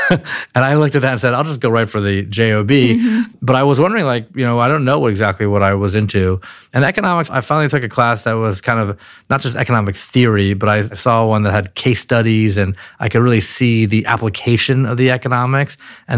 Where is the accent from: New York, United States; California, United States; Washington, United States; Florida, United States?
California, United States; Palo Alto; born there; People are still surprised when I say that I was born in Palo Alto.